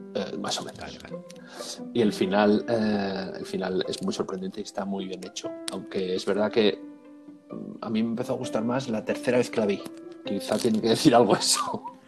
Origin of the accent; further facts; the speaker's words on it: Murcia, Region of Murcia, Spain; yo nací en Murcia